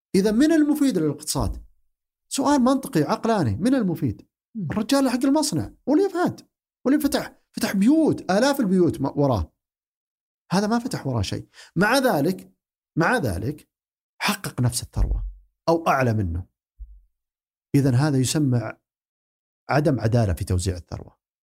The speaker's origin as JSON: {"language": "Arabic", "country": "Saudi Arabia", "said": "عندنا في السعوديه"}